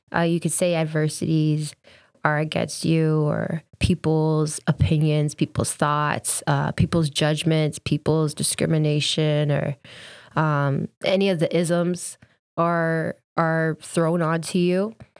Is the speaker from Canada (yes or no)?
yes; Kingston, Ontario, Canada; growing up in Kingston, there wasn't a lot of other black or brown families